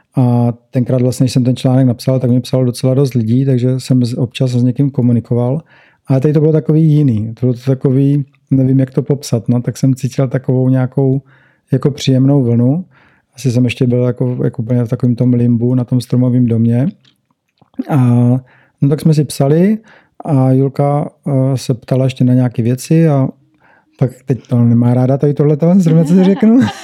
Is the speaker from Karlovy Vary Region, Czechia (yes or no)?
no; Brno, South Moravian Region, Czechia; moved away as an adult; now in Bali, Indonesia; tady u nás v Brně